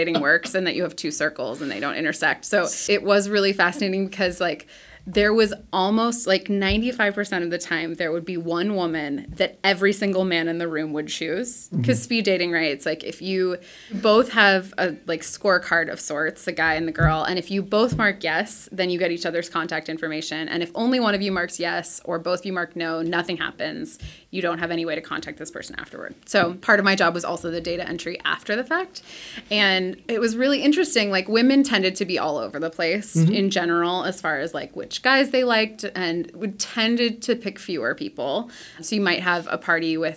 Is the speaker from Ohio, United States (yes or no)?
yes; Ohio, United States; moved away as an adult; also born or lived in Auburn, Alabama; now in Seattle, United States; I'm from Ohio and moved to Auburn to go to college